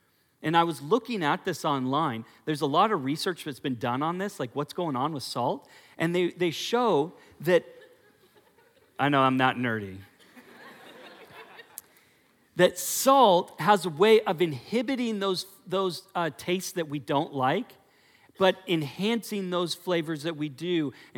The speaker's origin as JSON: {"language": "English", "town": "Portland", "region": "Oregon", "country": "United States", "said": "when I came also from Portland, in Portland, our fruit is disgusting, okay? Just so you know. When I had peaches and cherries in Oregon, but they're gross."}